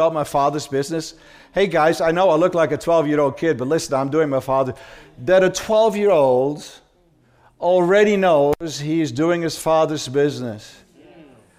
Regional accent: Amsterdam, North Holland, Netherlands; That's how I was raised in Holland. I was born in Amsterdam.

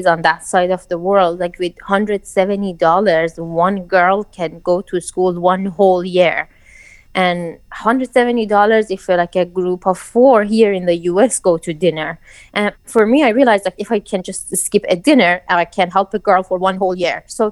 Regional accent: Iran; moved away; I grew up in Iran

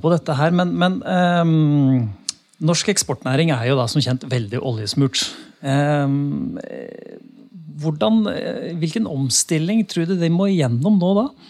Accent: Norway; oss som nordmann

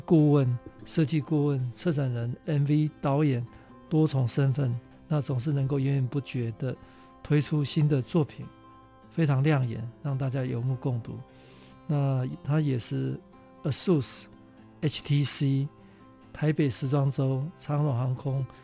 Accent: Kaohsiung, Taiwan; 我是高雄人

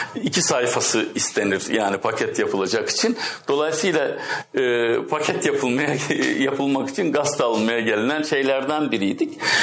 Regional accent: Çarşamba, Samsun, Turkey; moved away as an adult; now in Istanbul, Turkey; Ben Samsun'un Çarşamba kazasında 1954'te doğdum.

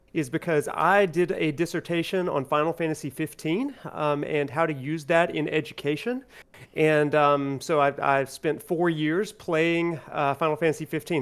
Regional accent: Alabama, United States; I grew up in Alabama, and I'm still in Alabama

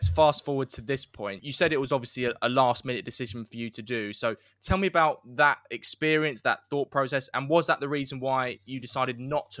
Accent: London, United Kingdom; moved away as an adult; also born or lived in Brighton; I lived in, born and raised in London, so I moved to Sussex. So I lived in halls in Brighton.

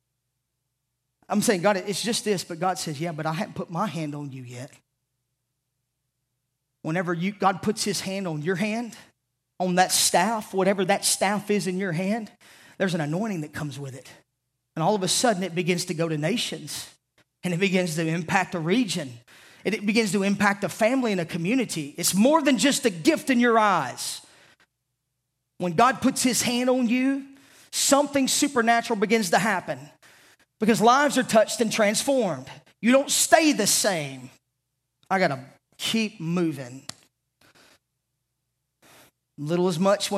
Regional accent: Savannah, Tennessee, United States; I'm from the South. I say ain't a lot

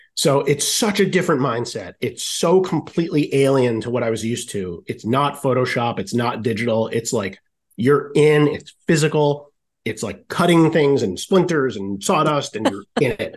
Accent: Rhode Island, United States; moved away; also born or lived in Syracuse, New York; I'm from Rhode Island originally

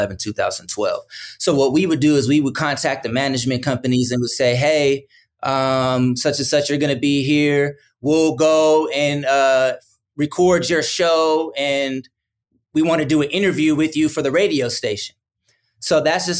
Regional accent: San Francisco, California, United States; I'm from the Bay Area. I'm not from Richmond. I'm from San Francisco

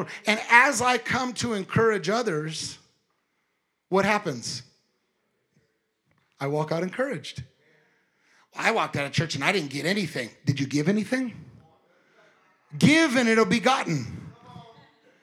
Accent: California, United States; I was born and raised in California

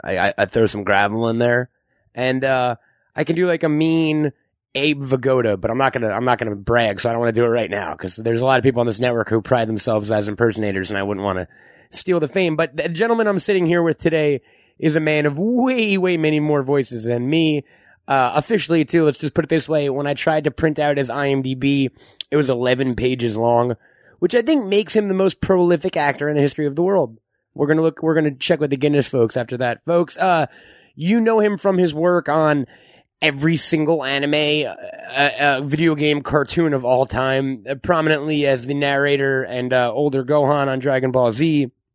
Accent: New York, United States; now in Los Angeles, United States; I'm from New York

